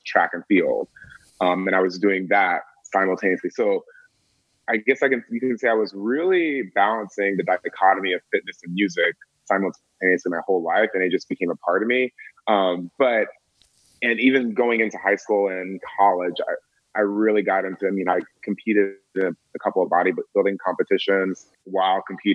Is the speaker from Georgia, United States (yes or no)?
yes; Atlanta, Georgia, United States; I'm from Atlanta, Georgia